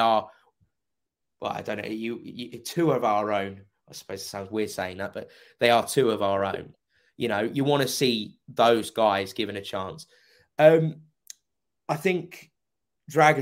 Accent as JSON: {"language": "English", "area": "Kent", "region": "South East England", "country": "United Kingdom", "tie": "born or raised there", "said": "I was raised in Kent."}